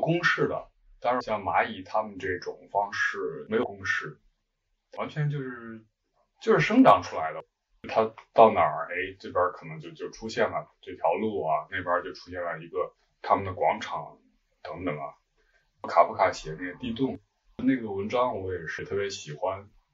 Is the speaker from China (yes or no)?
yes; Zhengzhou, Henan, China; also born or lived in Shunyi, Beijing; now in Beijing, China; 我是河南人，在河南郑州，现在住在顺义，北京顺义。嗯，到北京已经很多年了